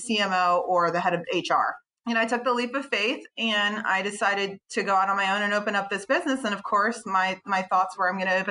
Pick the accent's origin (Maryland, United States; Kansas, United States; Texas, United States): Maryland, United States; Baltimore; also born or lived in Washington, D.C.; I'm actually from Baltimore, Maryland